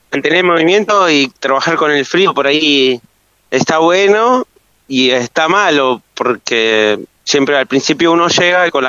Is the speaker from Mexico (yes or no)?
no; Río Gallegos, Santa Cruz, Argentina; Yo soy nacido y criado acá